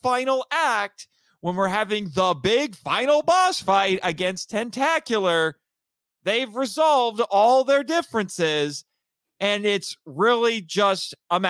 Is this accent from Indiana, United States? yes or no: yes; Indiana, United States; my home state of Indiana.